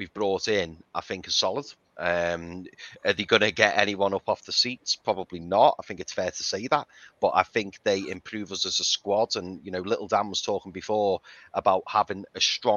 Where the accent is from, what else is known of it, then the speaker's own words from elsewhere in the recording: Liverpool, North West England, United Kingdom; I'm from Liverpool